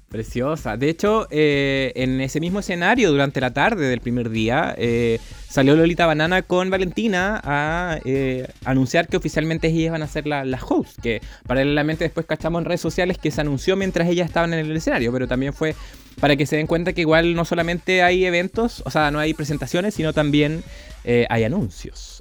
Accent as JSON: {"language": "Spanish", "country": "Chile", "said": "somos de Chile, tenemos un podcast."}